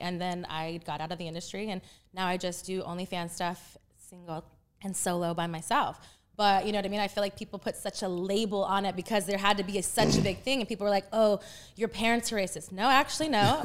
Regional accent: Texas, United States; moved away as an adult; also born or lived in Panama; now in California, United States; I was born in Panama, and then I was raised in Texas from three to twenty-one

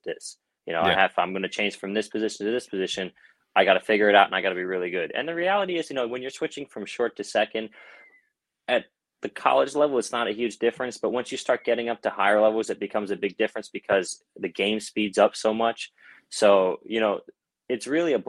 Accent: Baltimore, Maryland, United States; also born or lived in London, England / Philadelphia, Pennsylvania; I was actually born in London, England, and we lived there for a couple of years, and then we moved to Philly, and now I live in right outside Baltimore, Maryland, and I've been here since about fifth grade, and I consider this my hometown

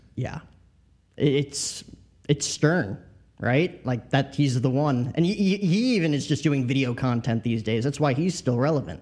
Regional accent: New Jersey, United States; also born or lived in Bronx, New York; I grew up in Jersey, Yankee seasons and tickets, lived in the Bronx

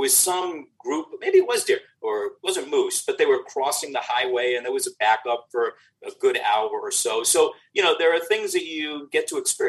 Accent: New York, United States; now in Chicago, United States; I grew up in New York on the East Coast when it was the WWWF

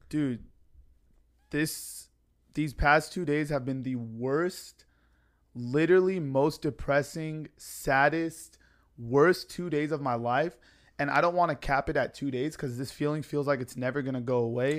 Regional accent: San Diego, California, United States; my flight back to San Diego to come home

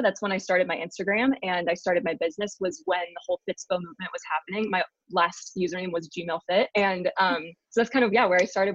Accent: Columbus, Ohio, United States; also born or lived in Salisbury, England; I grew up in Columbus, Ohio

